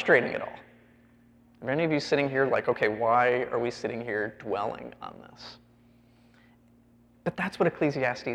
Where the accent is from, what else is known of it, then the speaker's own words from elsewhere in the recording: Chicago, Illinois, United States; I grew up in the Chicago area.